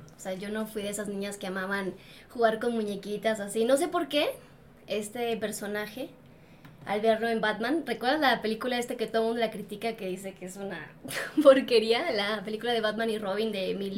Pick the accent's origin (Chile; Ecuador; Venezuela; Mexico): Mexico; soy mexicana